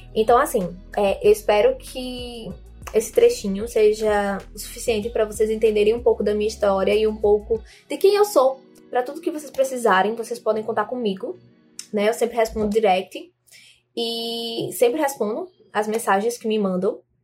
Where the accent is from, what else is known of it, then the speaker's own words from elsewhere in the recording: João Pessoa, Paraíba, Brazil; sou de João Pessoa, na Paraíba